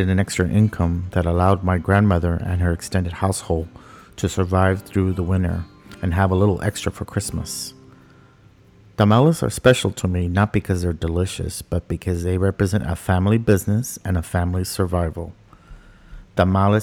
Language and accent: English; Texas-Mexico border, United States; now in Washington, D.C., United States; Growing up on the Texas-Mexico border, I remember visiting my abuela